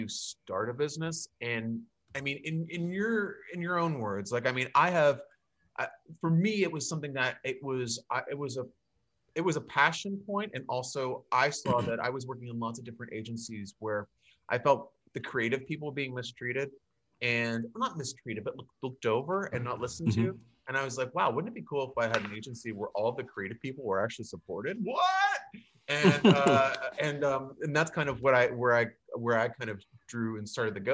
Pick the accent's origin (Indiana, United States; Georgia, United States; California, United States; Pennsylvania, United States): Pennsylvania, United States; Pittsburgh; now in Florida, United States; I'm originally from Pittsburgh.